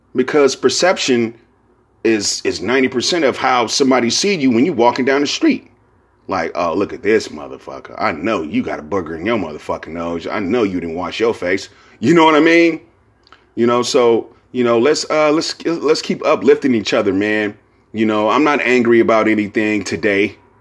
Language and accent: English; Bay Area, California, United States; I'm from the Bay Area.